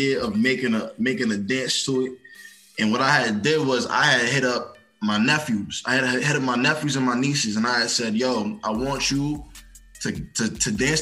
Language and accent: English; New York City, New York, United States; I'm from Hillside